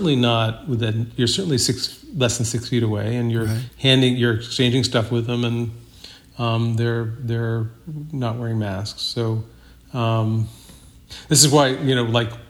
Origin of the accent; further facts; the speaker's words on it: Massachusetts, United States; now in Brooklyn, United States; I grew up in a small town in Massachusetts on a dirt road